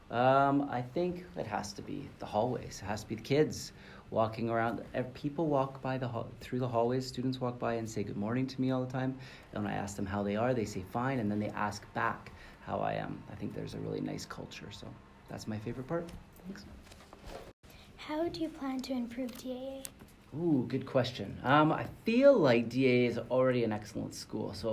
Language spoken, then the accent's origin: English; Vancouver, British Columbia, Canada; also born or lived in Calgary / Montreal / Toronto / Tokyo; now in Dubai, United Arab Emirates; I come from Vancouver, Canada, where I lived for seven years, and I grew up. Uh, I grew up in Vancouver, Calgary, Montreal, Toronto.